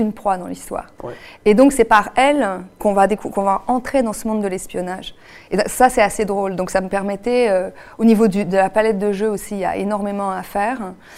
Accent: Quebec, Canada; moved away as an adult; now in France; depuis que j'ai quitté le Québec. Mais j'ai vraiment quitté, euh, en deux mille quatre

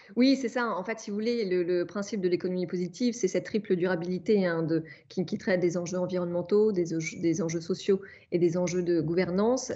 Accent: Normandy, France; je suis née en Normandie

